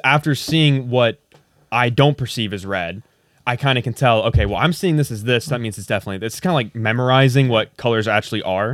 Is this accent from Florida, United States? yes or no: no; Indiana, United States; moved away; back in Indiana where I'm from